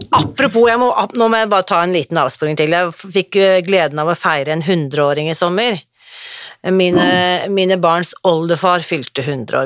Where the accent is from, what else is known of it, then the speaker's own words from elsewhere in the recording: Norway; vi er så stolt av som nordmenn